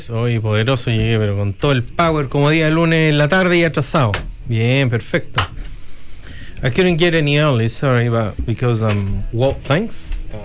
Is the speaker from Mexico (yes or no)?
no; Chile; Así que viene ahí, a pesar de que nosotros somos chilenos y dicen que no tomamos tanto